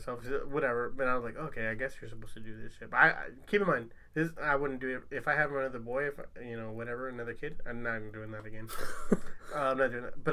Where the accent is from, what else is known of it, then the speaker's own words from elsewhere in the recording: Long Beach, California, United States; I'm from Long Beach